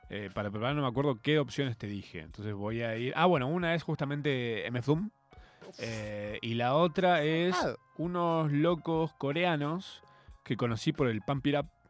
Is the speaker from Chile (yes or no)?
no; Argentina; nuestra identidad como argentinos